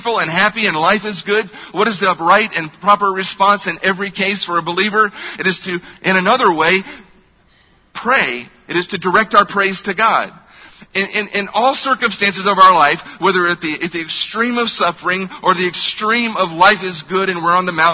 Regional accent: United States; as American believers in a culture where we are wealthy

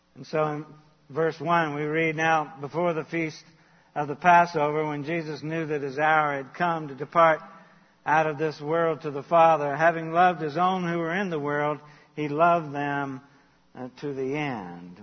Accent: Charleston, United States; I grew up in Charleston

